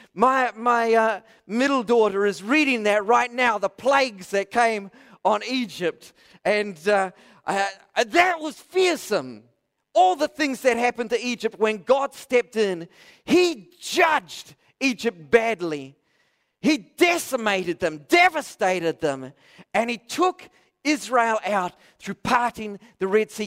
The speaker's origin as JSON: {"language": "English", "country": "New Zealand", "said": "I'm a Kiwi"}